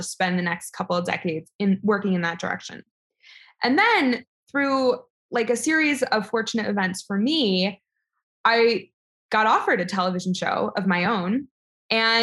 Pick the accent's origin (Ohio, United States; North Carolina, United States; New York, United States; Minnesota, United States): New York, United States; New York City; I was born in New York City to very liberal college professor parents